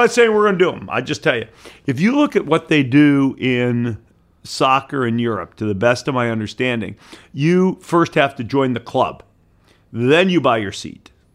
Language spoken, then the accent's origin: English; Detroit, Michigan, United States; moved away; I grew up in Detroit